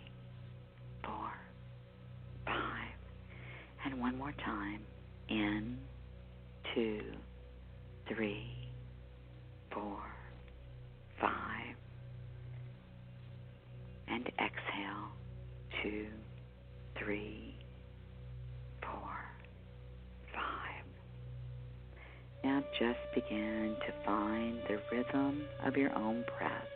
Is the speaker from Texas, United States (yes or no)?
yes; Houston to Galveston, Texas area, United States; moved away; I've relocated back to my hometown where I was born and raised